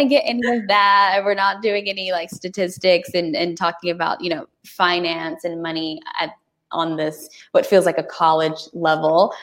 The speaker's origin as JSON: {"language": "English", "region": "Texas", "country": "United States", "said": "I'm a Texan, like through and through"}